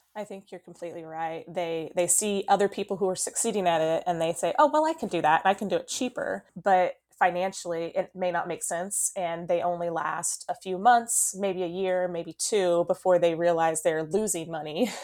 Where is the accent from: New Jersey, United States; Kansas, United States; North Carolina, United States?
Kansas, United States; Eureka; We did open up a brick and mortar store this fall in Eureka, Kansas, which is my hometown